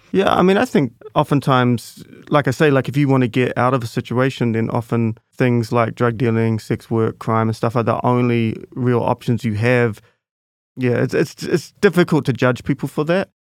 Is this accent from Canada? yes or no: no; Auckland, New Zealand; I grew up in Grayland, but then since then I've lived all over Central